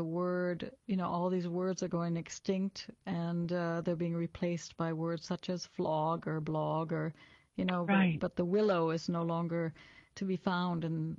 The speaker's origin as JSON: {"language": "English", "region": "Wisconsin", "country": "United States", "tie": "born or raised there", "also_born_or_lived": "Europe", "moved": "as an adult", "said": "I grew up in the lands of the rolling hills of Wisconsin. So I'm an American who's now based in Europe."}